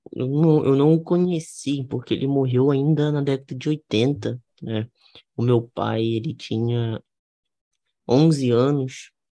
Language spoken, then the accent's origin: Portuguese; Rio de Janeiro, Brazil; eu sou do Rio de Janeiro. Eu cresci, fui nasci e cresci no Rio de Janeiro com meu pai e minha mãe